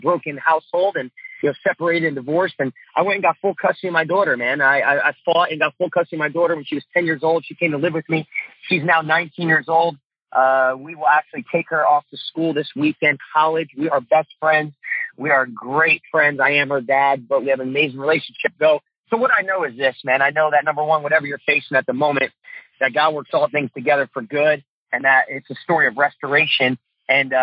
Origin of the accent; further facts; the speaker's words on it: New Jersey, United States; moved away as an adult; also born or lived in Tulsa, Oklahoma; growing up in Jersey